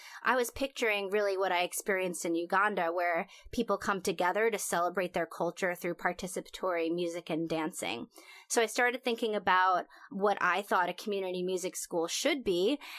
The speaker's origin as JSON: {"language": "English", "area": "Long Island", "region": "New York", "country": "United States", "tie": "born or raised there", "also_born_or_lived": "Bronx, New York City", "said": "I grew up Jewishly. I'm originally from the Bronx in New York City, but mostly grew up on Long Island with an interesting relationship with Judaism. Both my parents were culturally Jewish"}